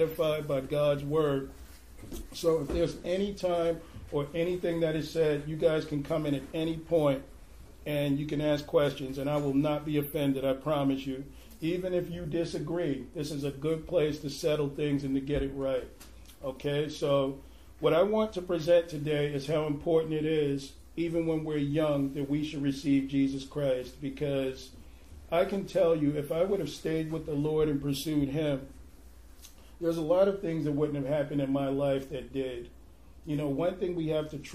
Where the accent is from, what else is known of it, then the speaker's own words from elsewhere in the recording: New York City, New York, United States; moved away as an adult; now in Portland, United States; I'm actually originally from Brooklyn, New York. I came to Portland about 10 years ago.